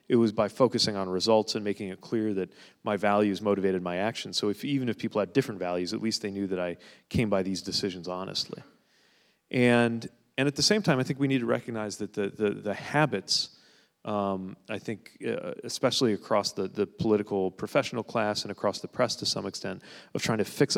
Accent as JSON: {"language": "English", "town": "South Bend", "region": "Indiana", "country": "United States", "said": "It's, you know, I'm from the Bend, so that's pretty natural."}